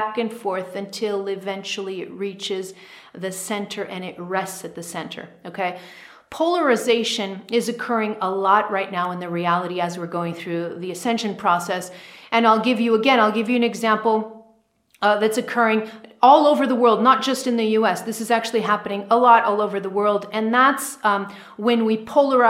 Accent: United States; I'm American, so I'm tuned in to the American collective consciousness a lot.

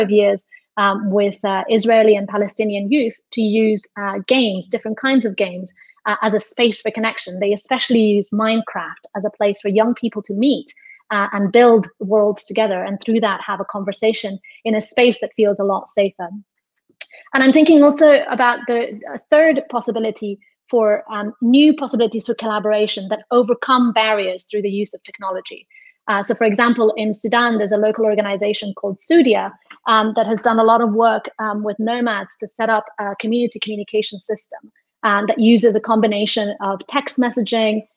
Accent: Spain; I'm from Spain

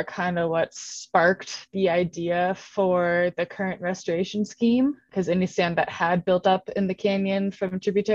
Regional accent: outside Seattle, Washington, United States; moved away as an adult; also born or lived in Walla Walla, Washington; now in Flagstaff, United States; I grew up outside Seattle

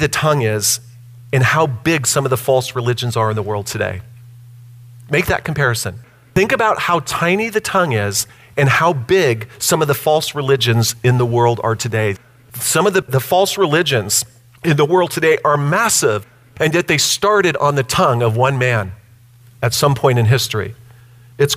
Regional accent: United States; I'm an American

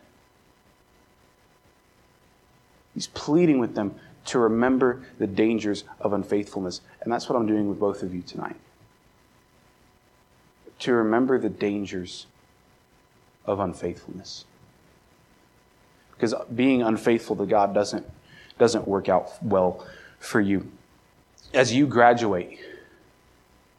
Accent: Maryland, United States; moved away as an adult; also born or lived in California; I moved from Maryland to California

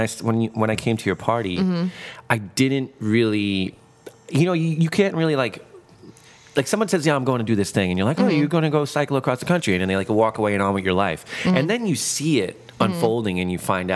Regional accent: New York City, New York, United States; I grew up in Brooklyn

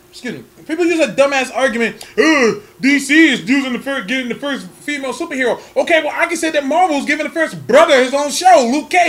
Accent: Canada; what's the point uh, of you guys other than we're Canadian?

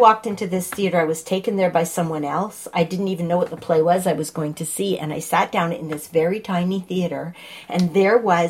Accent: Montreal, Quebec, Canada; moved away; also born or lived in Toronto; I grew up in Montreal

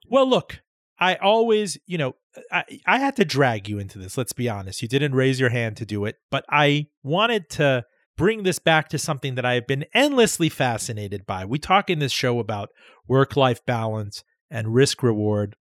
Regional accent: Miami, Florida, United States; moved away; Miami, Florida, uh, my hometown where we grew up together

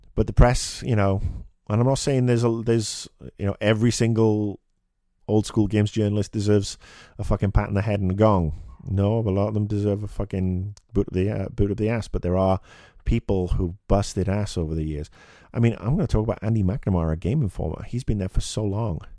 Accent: United Kingdom; As a Brit coming home from school

